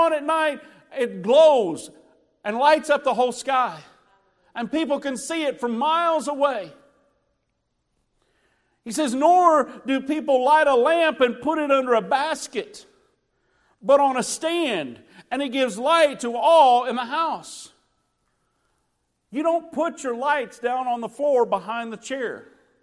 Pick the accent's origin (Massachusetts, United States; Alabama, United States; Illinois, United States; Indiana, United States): Illinois, United States; moved away; I grew up in Illinois when I was a kid